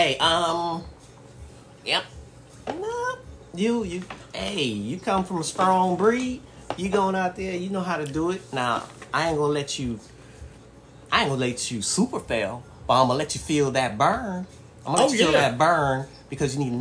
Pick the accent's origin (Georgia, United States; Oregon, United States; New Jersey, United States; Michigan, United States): Michigan, United States; Detroit; I grew up in Detroit, so in Detroit, you know, in the heart